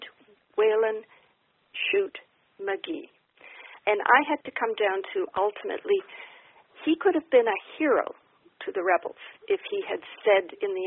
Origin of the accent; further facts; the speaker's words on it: Kingston, Ontario, Canada; I grew up in Kingston, Ontario